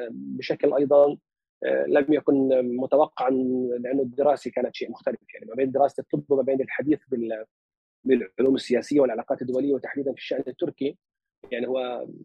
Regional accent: Palestine; accent: Palestinian dialect of Lebanon; also born or lived in Lebanon; طبعا هي لهجتي لهجه الفلسطين في لبنان اللي هي احنا بلبنان لهجتنا اقرب كثير من 48 لكن بدي اقول لك مطعم شوي باللهجه مش كثير لكن شوي باللهجه اللبنانيه

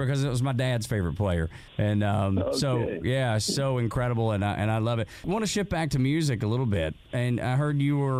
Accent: Dalton, Georgia, United States; I grew up in the South, as you can hear. I'm old hillbilly from Northwest Georgia

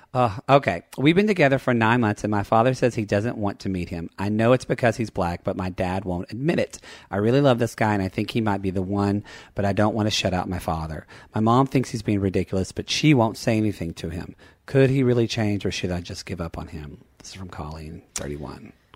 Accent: Lone Grove, Oklahoma, United States; also born or lived in Ardmore; I was from a smaller town, like, five miles west called Lone Grove

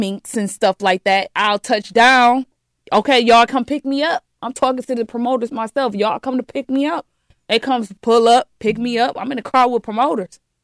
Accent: Detroit, Michigan, United States; I'm from the D

